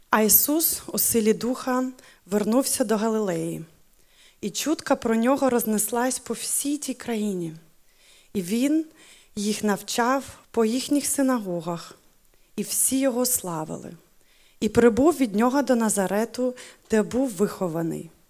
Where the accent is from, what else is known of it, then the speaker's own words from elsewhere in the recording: Ukraine; first language Ukrainian; German is a second language; meine Muttersprache ist Ukrainisch, genau, aber äh, tatsächlich meine Herzenssprache ist schon seit 13 Jahren Deutsch geworden.